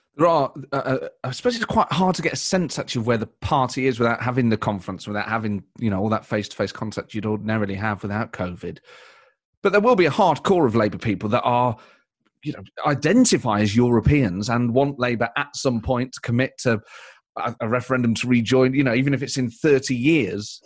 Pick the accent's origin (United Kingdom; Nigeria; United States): United Kingdom; Nottingham, East Midlands; I'm from Nottingham, I'm from the Midlands, so we kind of, even though I'm very proud of having a distinct East Midlands identity